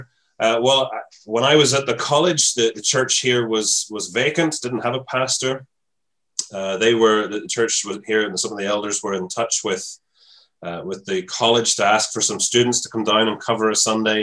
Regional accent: Coleraine, Northern Ireland, United Kingdom; now in County Kildare, Ireland; I'm from Coleraine, which is right up the north coast of Ireland

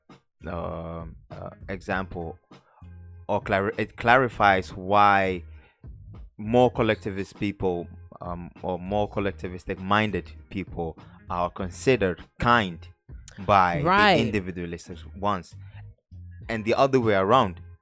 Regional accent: Ghana; moved away; since I was born in Ghana and I'm African

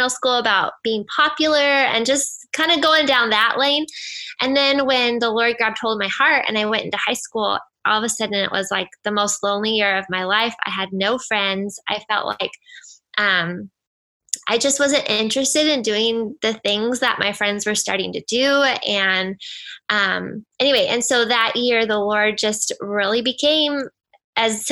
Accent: United States; So I grew up in Washington and I'm an only child

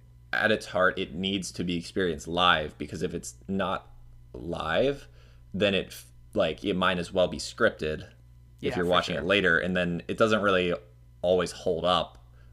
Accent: Florida, United States; I think that's probably because I'm from Florida, and that's, like, a very common drink here.

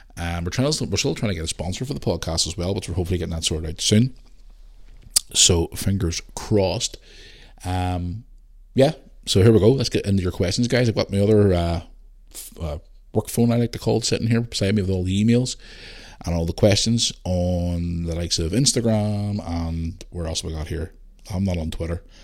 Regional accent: Belfast, Northern Ireland, United Kingdom; growing up in Belfast during the Troubles

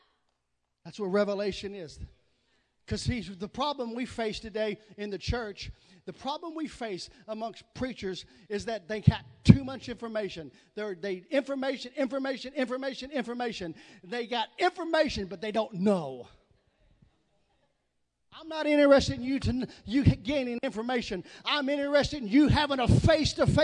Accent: the South, Southern United States, United States; accent: southern; that's my southern accent

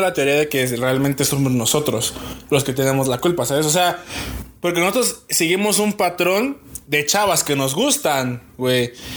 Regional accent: Querétaro, Mexico; soy de aquí de Querétaro

